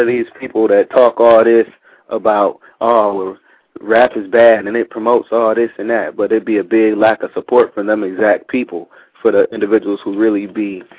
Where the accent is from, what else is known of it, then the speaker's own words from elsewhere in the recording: Milwaukee, Wisconsin, United States; also born or lived in California; now in Japan; I'm from Milwaukee. I'm in Japan right now. I make music. I've been in California doing music for years.